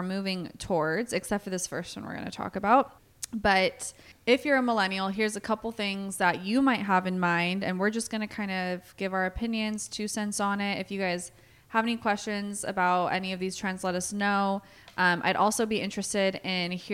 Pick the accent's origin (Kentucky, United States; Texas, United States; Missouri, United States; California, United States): California, United States; Bay Area; now in Chico, United States; I grew up in the Bay Area